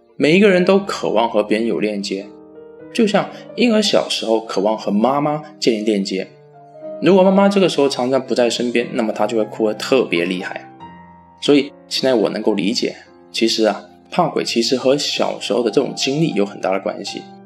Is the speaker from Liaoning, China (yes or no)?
no; Fujian, China; 有网友说我的普通话不标准，那也是没有办法的啊。谁让我是福建人呢？当然，我也会努力的提高我的普通话的。